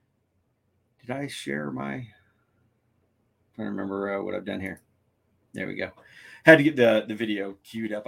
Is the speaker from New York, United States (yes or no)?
no; San Diego, California, United States; we are in my hometown of San Diego